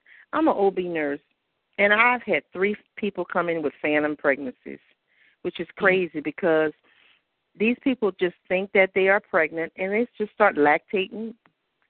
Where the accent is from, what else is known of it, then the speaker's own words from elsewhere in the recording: the South, United States; when you grow up in the South, and you know, in Christianity